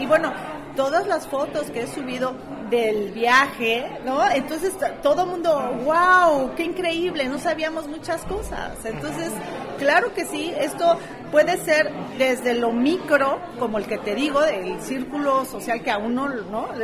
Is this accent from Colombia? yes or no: no; Mexico